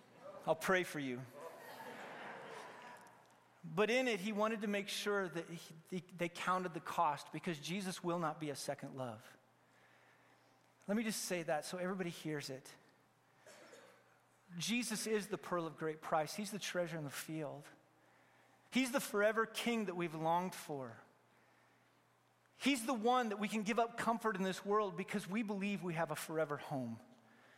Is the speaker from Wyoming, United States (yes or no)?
yes; Wyoming, United States; now in California, United States; I grew up in Wyoming